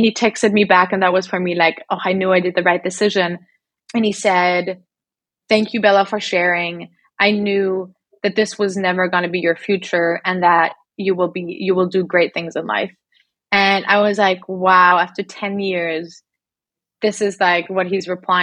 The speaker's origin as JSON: {"language": "English", "region": "Berlin", "country": "Germany", "tie": "born or raised there", "also_born_or_lived": "Australia", "moved": "as an adult", "said": "I went from being in Berlin, growing up in Berlin, being in the same apartment all my life, same school all my life, to moving to Australia"}